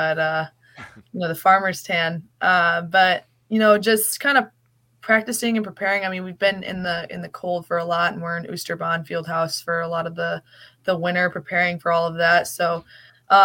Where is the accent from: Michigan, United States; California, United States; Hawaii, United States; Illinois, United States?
Illinois, United States; Chicago suburbs; moved away as an adult; I'm from like Chicago suburbs.